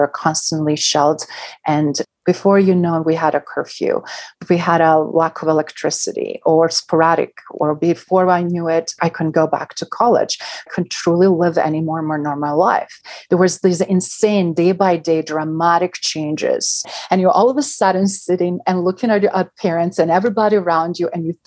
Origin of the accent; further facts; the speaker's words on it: Bosnia & Herzegovina; moved away; I grew up in central part of former Yugoslavia, Sarajevo region, that is right now known as independent country Bosnia-Herzegovina.